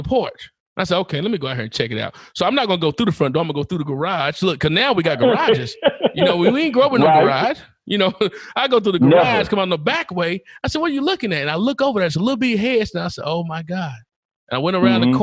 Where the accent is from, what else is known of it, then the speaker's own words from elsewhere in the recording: Knoxville, Tennessee, United States; we've been from every project in Knoxville except Walter P and Western Heights.